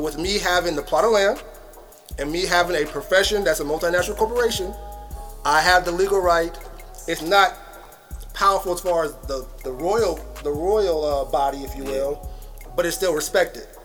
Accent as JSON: {"language": "English", "country": "United States", "tie": "born or raised there", "said": "I was born and raised, or born in America"}